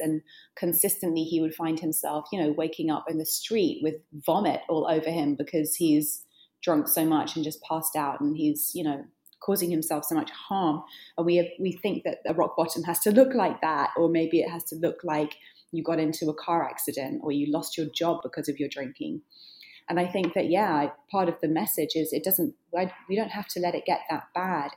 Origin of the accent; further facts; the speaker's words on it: United Kingdom; now in New York, United States; I'm British. I live in New York.